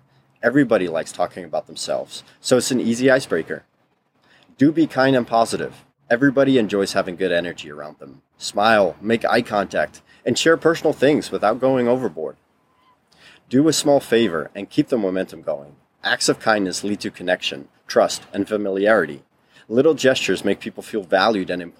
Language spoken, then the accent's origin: English; Netherlands; first language Dutch; English is a second language; moved away; we had both been born and raised in the Netherlands.